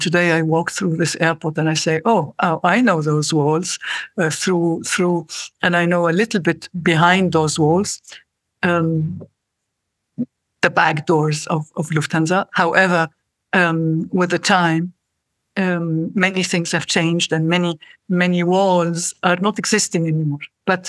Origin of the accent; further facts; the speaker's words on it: Cairo, Cairo Governorate, Egypt; And I grew up in Cairo.